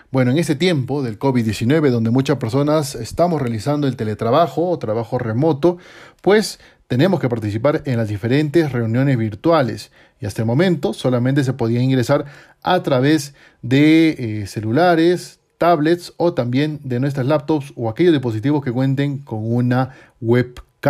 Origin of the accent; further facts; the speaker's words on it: Peru; en mi país